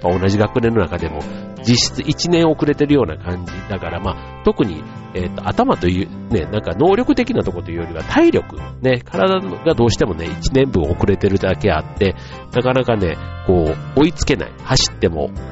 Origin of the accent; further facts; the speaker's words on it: Osaka, Japan; moved away as an adult; 僕なんか出身が大阪なので